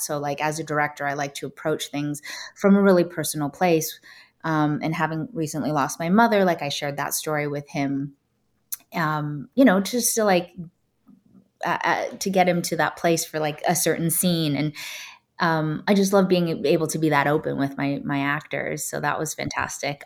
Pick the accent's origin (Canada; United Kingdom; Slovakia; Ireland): Canada; Toronto, Ontario; moved away as an adult; now in Los Angeles, United States; I grew up in Canada and I grew up in a pretty white neighborhood